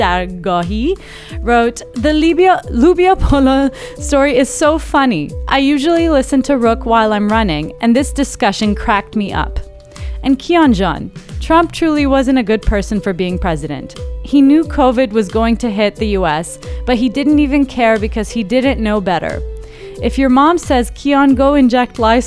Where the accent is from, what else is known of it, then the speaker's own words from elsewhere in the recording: United States; moved away; I'm American.